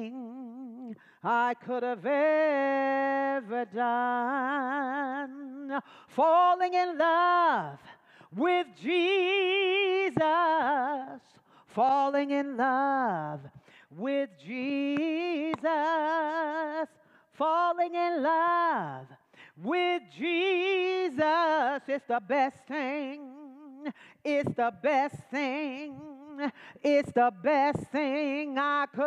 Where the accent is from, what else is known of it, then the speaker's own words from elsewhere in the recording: Dallas, Texas, United States; I'm from Dallas, Texas. I'm a Southern girl